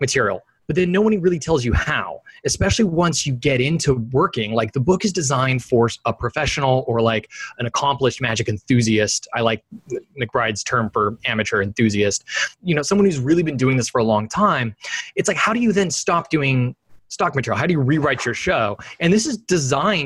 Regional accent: Sacramento, California, United States; moved away as an adult; also born or lived in San Francisco Bay Area; now in Sausalito, United States; I grew up in Sacramento, California, and I've lived in the San Francisco Bay Area since 2007. Currently, I'm in Sausalito

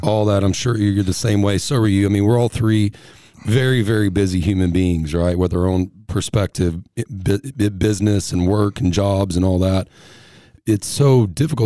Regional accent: Texas, United States; also born or lived in Tennessee; I'm from Texas

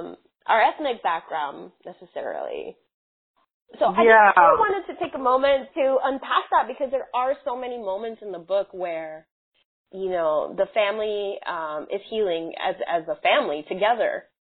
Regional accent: Southwest, United States; I grew up in the Southwest, different cities in the Southwest.

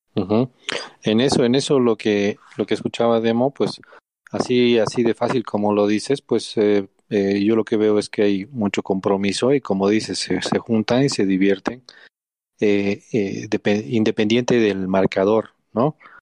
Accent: Bolivia; somos bolivianos

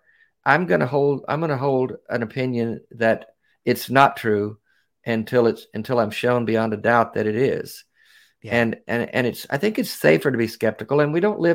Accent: Arkansas, United States; I grew up in Arkansas, not far from Louisiana

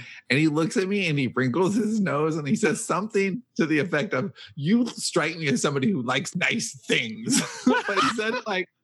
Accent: Southern California, United States; Growing up in Southern California

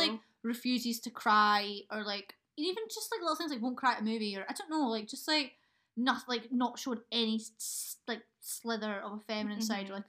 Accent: Scotland, United Kingdom; we're fucking Scottish.

